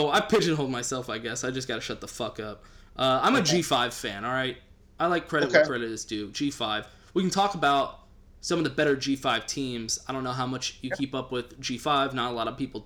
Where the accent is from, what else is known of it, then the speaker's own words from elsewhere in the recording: Texas, United States; I'm from Texas